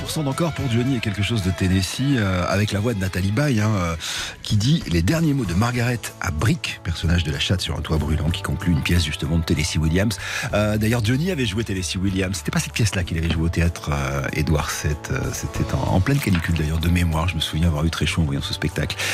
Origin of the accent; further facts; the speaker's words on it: France; chez nous en France